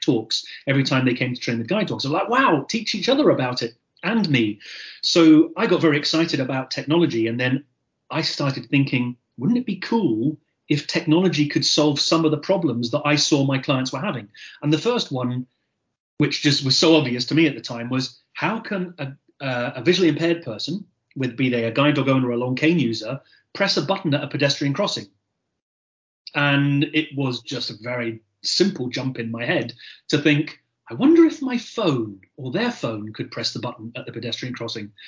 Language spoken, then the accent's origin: English; Gairloch, Scotland, United Kingdom; accent: Scottish; also born or lived in Surrey; Scotland, obviously, by my accent. I was actually born in Surrey. I lived in Surrey until I was three, and then my family moved up to the northwest coast of Scotland